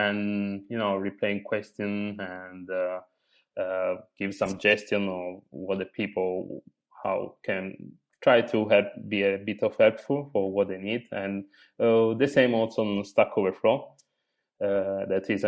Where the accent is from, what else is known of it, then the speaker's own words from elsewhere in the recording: Apulia, Italy; English is a second language; moved away as an adult; now in Bologna, Italy; I'm actually from Puglia, the hill of Italy